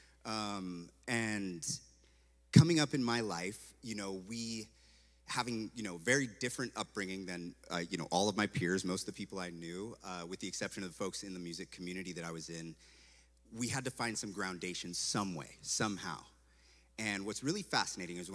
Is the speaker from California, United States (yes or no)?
yes; Santa Cruz, California, United States; moved away as an adult; also born or lived in Eugene, Oregon; I come from a place called Santa Cruz, California, and there's a theme park like right there. It was like right over there from where I lived